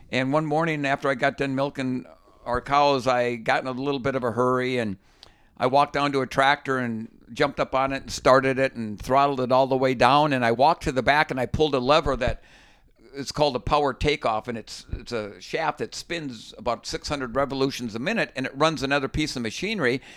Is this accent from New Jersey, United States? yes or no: no; Minnesota, United States; When I grew up fishing in Minnesota, ice fishing, it was sitting on a five-gallon bucket